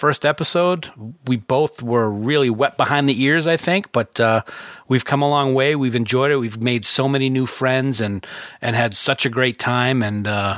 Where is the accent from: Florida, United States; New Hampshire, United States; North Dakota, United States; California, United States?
New Hampshire, United States; now in Maine, United States; I'm originally from New Hampshire. I live in Maine now.